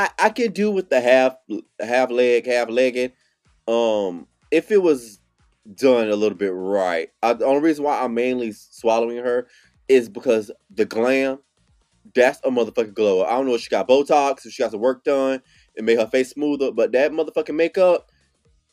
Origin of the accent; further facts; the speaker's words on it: Philippines; as a Filipino